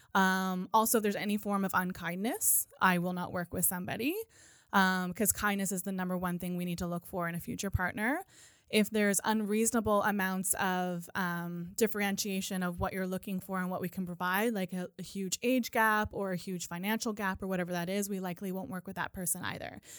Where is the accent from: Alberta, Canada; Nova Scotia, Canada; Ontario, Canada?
Nova Scotia, Canada; moved away as an adult; also born or lived in Calgary; when I moved back to Nova Scotia from Calgary to be closer to my family